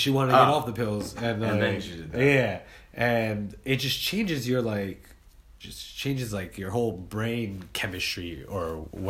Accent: Long Island, New York, United States; I'm from Long Island.

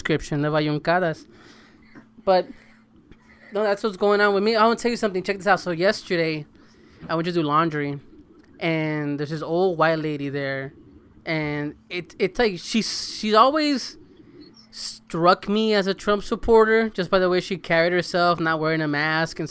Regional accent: El Salvador; growing up in El Salvador

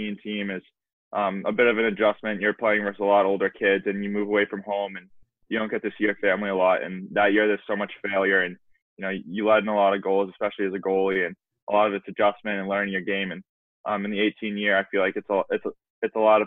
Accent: Norwell, Massachusetts, United States; my hometown, Norwell, Massachusetts

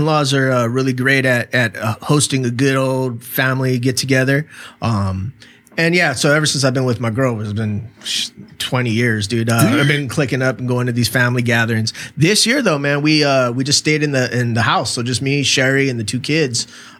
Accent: Chula Vista, California, United States; I have an affinity in my heart for especially Third Avenue. I mean, I grew up on Van Street, right around the corner

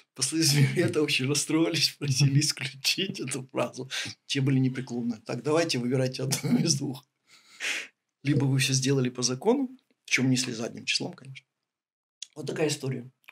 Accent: Ukraine

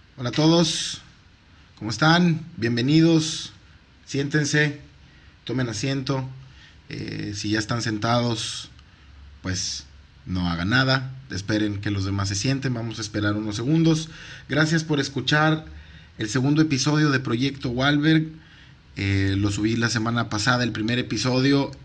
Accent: Mexico; soy mexicano

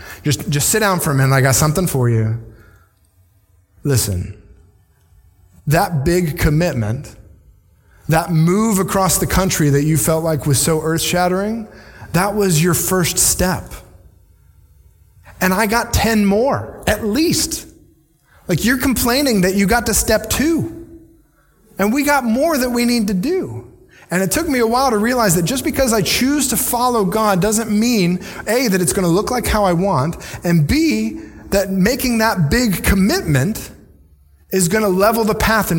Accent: Virginia, United States; moved away as an adult; also born or lived in northern Indiana; now in Ocala, United States; Jesse and I grew up in Virginia on the coast

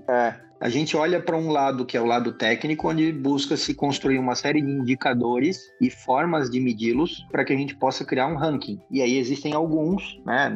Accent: Santa Catarina, Brazil; Eu sou catarinense, então sou bairrista

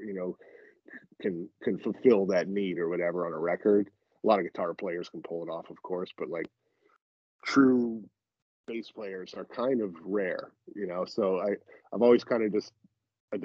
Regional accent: South Orange County, Southern California, United States; I grew up in South Orange County in Southern California.

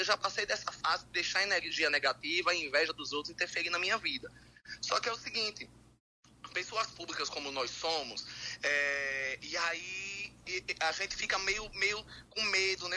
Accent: Northeast Brazil, Brazil; eu nunca saí do Nordeste

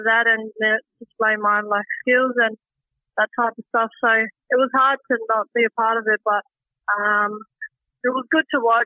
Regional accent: Darwin, Northern Territory, Australia; also born or lived in Victoria; getting the opportunity to stay in my hometown of Darwin instead of moving interstate again

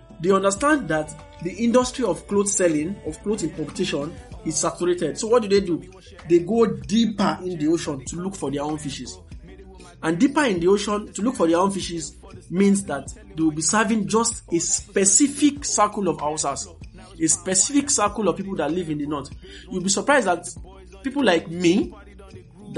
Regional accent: Kaduna, Kaduna State, Nigeria; I grew up in Kaduna

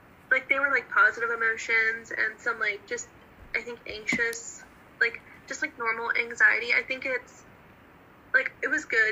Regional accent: Northern Virginia, United States; moved away; I grew up in Northern Virginia

